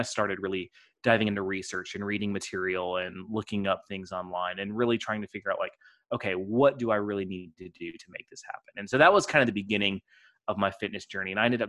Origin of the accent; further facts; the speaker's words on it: Texas, United States; So I'm from kind of all over. My dad was not military, but moved around as if he was. He got restless easily. So I pretty much grew up in Texas, though.